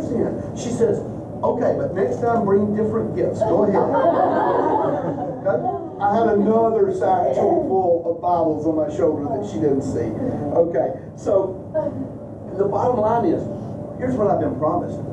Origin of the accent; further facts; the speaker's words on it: United States; being an American